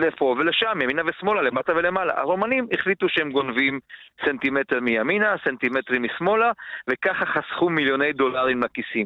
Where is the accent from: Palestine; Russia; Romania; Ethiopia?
Romania; Baia Mare, Maramureș County; moved away; לא בעיר שבה אני גדלתי, בבעיימרה